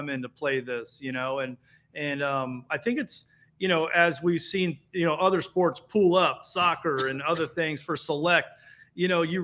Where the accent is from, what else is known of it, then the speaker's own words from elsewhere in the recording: Dayton, Ohio, United States; I was from Dayton, Ohio